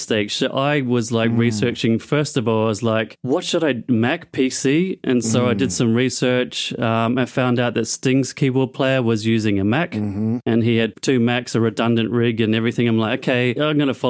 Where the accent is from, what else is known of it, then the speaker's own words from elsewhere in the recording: New Zealand; moved away as an adult; now in Australia; I was born in New Zealand, moved to Australia to do Hillsong College